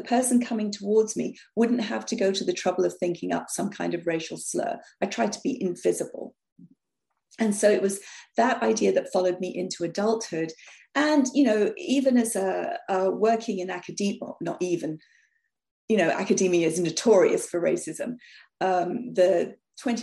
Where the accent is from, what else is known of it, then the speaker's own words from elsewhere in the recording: London, United Kingdom; moved away; as a child growing up in North London, we were the only quote unquote Indian family